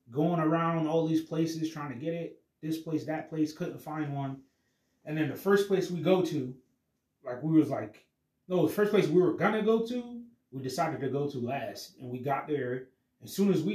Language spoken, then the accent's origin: English; United States; I was born in America